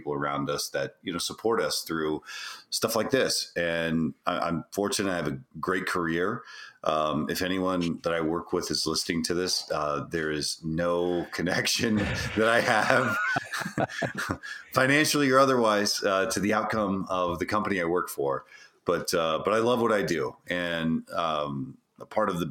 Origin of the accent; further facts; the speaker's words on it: just outside of Houston, Texas, United States; we grew up just outside of Houston. And so one of the things that's kind of tough to get rid of is an accent